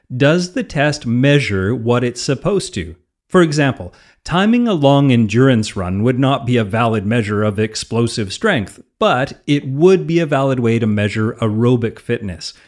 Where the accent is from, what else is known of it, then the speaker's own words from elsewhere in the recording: Canada; I'm a Canadian